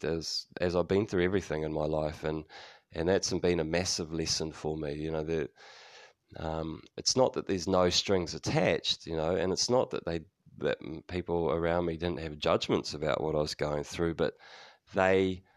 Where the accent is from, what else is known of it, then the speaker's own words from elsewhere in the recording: New Zealand; also born or lived in United States; Kiwis tend to be quite flat with our vowels.